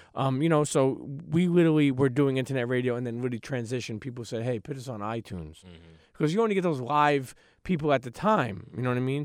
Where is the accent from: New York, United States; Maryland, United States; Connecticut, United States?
New York, United States; New York City; I'm from Brooklyn, New York, born and raised.